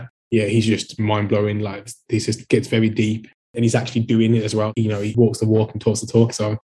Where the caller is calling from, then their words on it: Wolverhampton, West Midlands, United Kingdom; Yes. Hi, Ian. Wolverhampton.